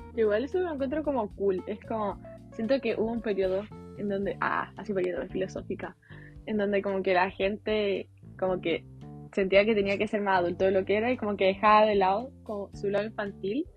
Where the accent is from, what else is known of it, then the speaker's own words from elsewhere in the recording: Chile; accent: Chilean; hablando no chileno, así como español neutro